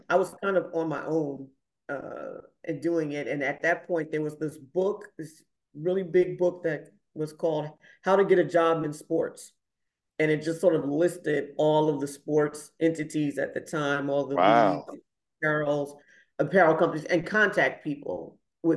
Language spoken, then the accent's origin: English; New Rochelle, New York, United States; I grew up in New Rochelle, New York